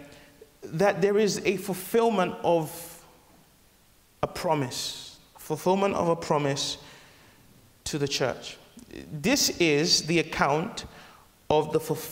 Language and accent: English; Nigeria; I'm Nigerian